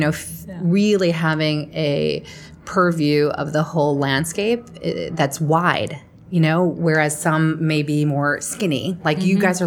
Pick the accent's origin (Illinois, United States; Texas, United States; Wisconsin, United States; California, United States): Illinois, United States; Chicago; in my hometown in Chicago